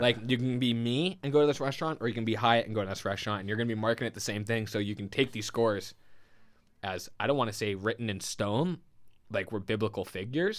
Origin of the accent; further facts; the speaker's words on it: St. James, New York, United States; I'm from Saint James